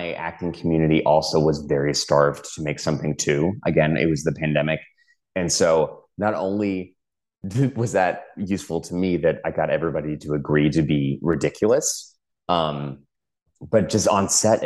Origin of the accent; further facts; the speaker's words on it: Houston, Texas, United States; moved away; I'm originally from Houston, Texas